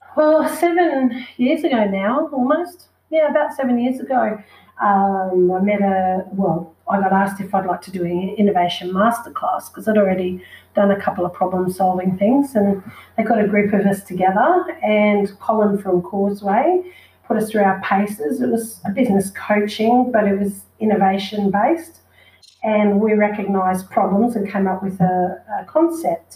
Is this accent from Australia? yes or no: yes; Noosa, Queensland, Australia; growing up in Noosa